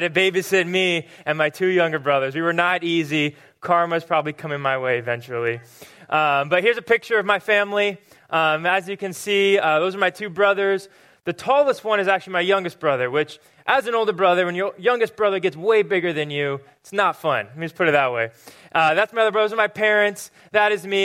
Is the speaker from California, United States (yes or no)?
yes; Murrieta, California, United States; moved away; I grew up in a town called Marietta, which is just about an hour north of San Diego